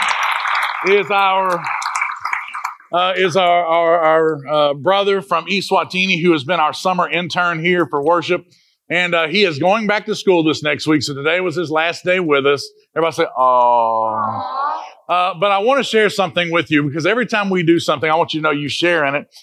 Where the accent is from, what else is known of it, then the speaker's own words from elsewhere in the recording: Jamaica; We're Jamaican